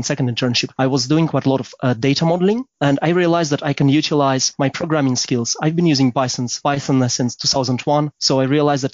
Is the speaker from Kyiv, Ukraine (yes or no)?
yes; Kyiv, Ukraine; also born or lived in London; now in Berlin, Germany; I'm from Kyiv, Ukraine originally